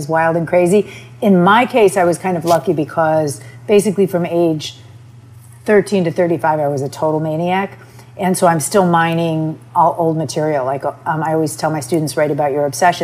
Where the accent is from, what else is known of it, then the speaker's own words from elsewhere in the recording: Michigan, United States; moved away as an adult; now in New York, United States; I'm from Michigan